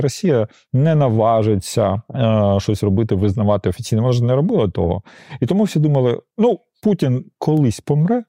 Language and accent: Ukrainian; Donetsk, Donetsk Oblast, Ukraine; moved away; я народився, виріс в Донецьку